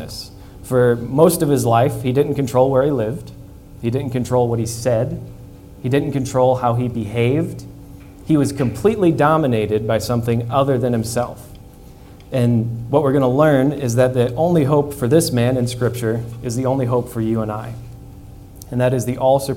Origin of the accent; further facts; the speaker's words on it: Midwest, United States; moved away; I grew up in the Midwest